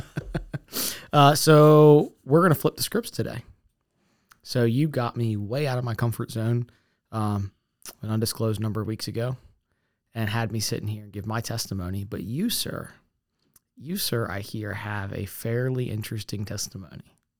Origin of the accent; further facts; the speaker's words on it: Essex, Maryland, United States; I grew up in Essex